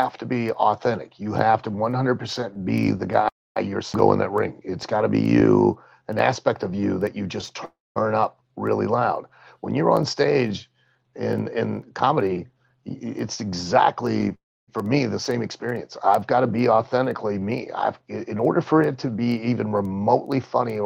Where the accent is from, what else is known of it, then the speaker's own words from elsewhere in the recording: Lima, Ohio, United States; in my hometown where I grew up in Lima, Ohio